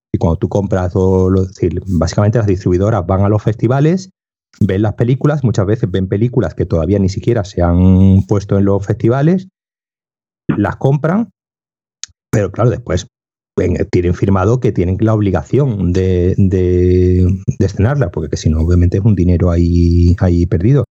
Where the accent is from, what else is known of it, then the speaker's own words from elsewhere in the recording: Seville, Andalusia, Spain; moved away; yo soy de Sevilla y tengo allí familia y me quedo en casa de mi hermano